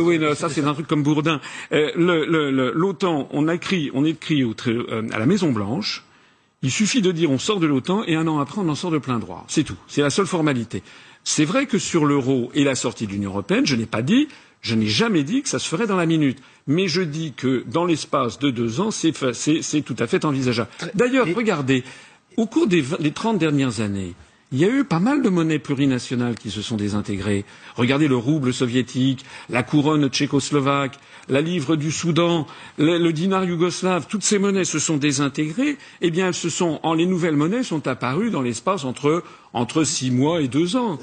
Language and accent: French; France; je suis français, je suis au milieu des Français